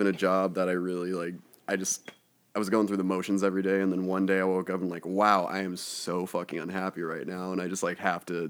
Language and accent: English; Coeur d'Alene, Idaho, United States; moved away as an adult; now in Seattle, United States; I'm from Idaho. Northern Idaho. Coeur d'Alene, to be precise.